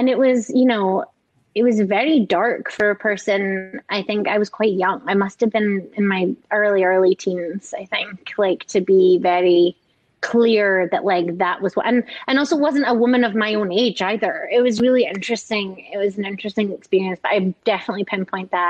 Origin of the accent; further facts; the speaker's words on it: Scotland, United Kingdom; I grew up in Scotland